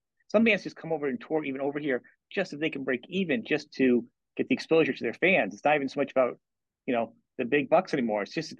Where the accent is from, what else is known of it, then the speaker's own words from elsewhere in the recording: the North, United States; I'm from the north. I'm from the north, and I went to college, as you were saying earlier before we talked, in the south